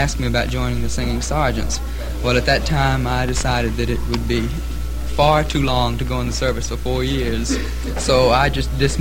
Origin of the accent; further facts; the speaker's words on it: South Carolina, United States; moved away as an adult; also born or lived in Maryland / New York; I'm a Southerner from South Carolina